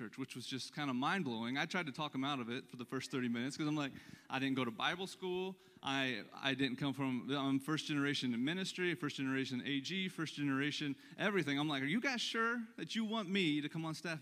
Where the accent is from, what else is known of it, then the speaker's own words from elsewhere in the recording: Lebanon, Missouri, United States; that's my hometown. So that's where I was born and raised